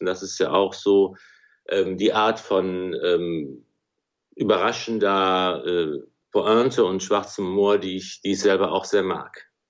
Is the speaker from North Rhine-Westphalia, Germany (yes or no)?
yes; Remscheid, North Rhine-Westphalia, Germany; also born or lived in Wuppertal / Cologne; in Wuppertal geboren, in Remscheid aufgewachsen